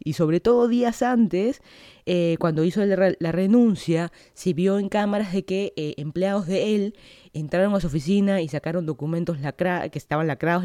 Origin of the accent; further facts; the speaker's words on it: Lima, Peru; moved away as an adult; now in Miami, United States; yo soy de Lima, Perú. Hace casi dos años me mudé para acá, para Florida, para hacer mi maestría